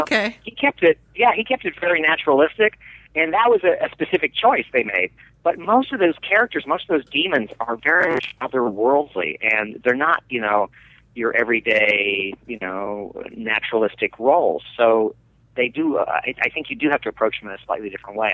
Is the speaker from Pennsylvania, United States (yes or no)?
yes; Delmont, Pennsylvania, United States; the very small little rural town that I grew up in outside of Pittsburgh, Pennsylvania, called Delmont